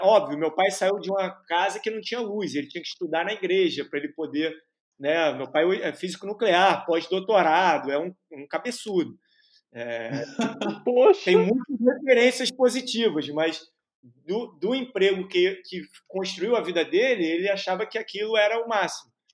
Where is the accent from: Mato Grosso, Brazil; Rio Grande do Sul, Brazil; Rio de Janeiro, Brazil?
Rio de Janeiro, Brazil; also born or lived in United States; eu venho de uma família de, do Piauí, de João Pessoa, que vieram para o Rio de Janeiro. É, moro no Rio de Janeiro desde sempre, né? Tive uma temporada nos Estados Unidos ali, no, né, de 5 aos 10 anos